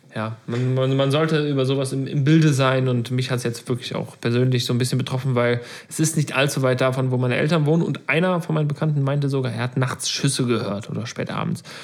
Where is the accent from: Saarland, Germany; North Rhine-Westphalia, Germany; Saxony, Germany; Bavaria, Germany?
North Rhine-Westphalia, Germany; Meckenheim; Ich komme ja bekanntermaßen aus Meckenheim